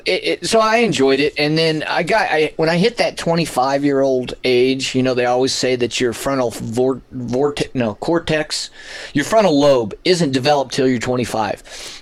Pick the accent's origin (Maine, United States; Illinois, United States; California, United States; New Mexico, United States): New Mexico, United States; Las Cruces; Las Cruces.